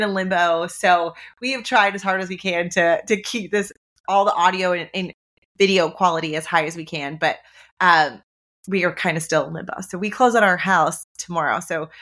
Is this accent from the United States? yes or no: no; Ontario, Canada; moved away; I'm a Canadian. My husband and I, Nick, who was on the podcast a couple of weeks ago, we are from Ontario